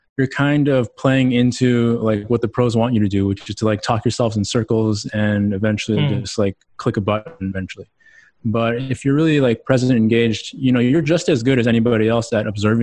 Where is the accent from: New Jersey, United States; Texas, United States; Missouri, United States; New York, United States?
Texas, United States; Houston; moved away as an adult; also born or lived in Austin, Texas; now in Boulder, United States; Houston, Texas, born and raised.